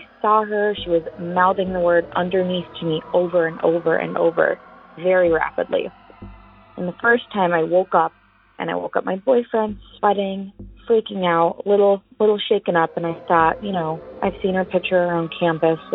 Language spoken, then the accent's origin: English; Prior Lake, Minnesota, United States; I'm from Prior Lake, Minnesota